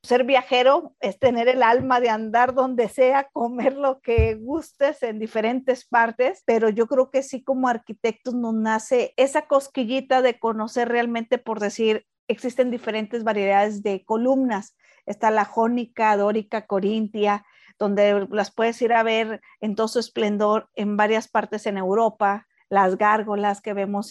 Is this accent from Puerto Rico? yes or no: no; Mexico; como buena mexicana